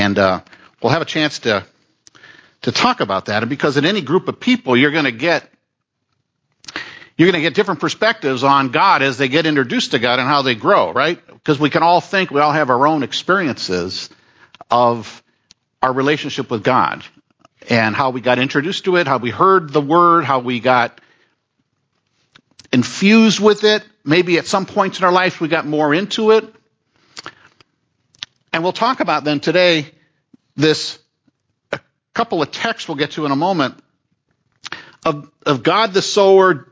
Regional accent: Southern California, United States; I grew up in Southern California

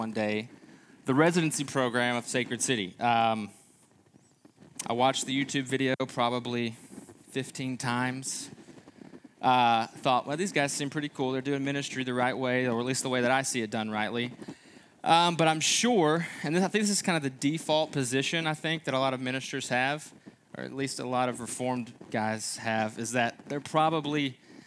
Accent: Kentucky, United States; moved away as an adult; also born or lived in Texas; now in Quad Cities, United States; we are originally from Kentucky

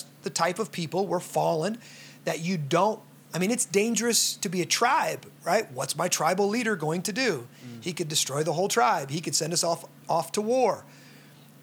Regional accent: United States; I'm from America.

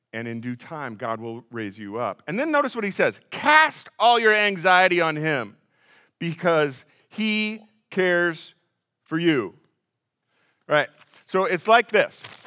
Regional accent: Des Moines, Iowa, United States; now in Pella, United States; I grew up in Des Moines

